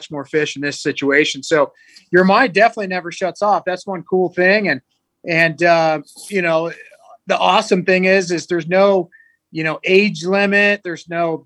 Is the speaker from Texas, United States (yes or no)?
no; Northern California, United States; when I was a child growing up in Northern California